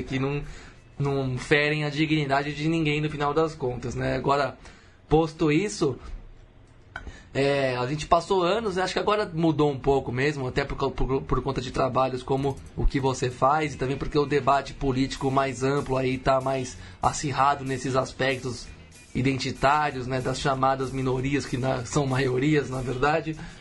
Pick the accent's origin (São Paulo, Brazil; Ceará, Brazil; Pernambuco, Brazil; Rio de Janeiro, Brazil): São Paulo, Brazil; eu nasci aqui em São Paulo, no bairro do Pari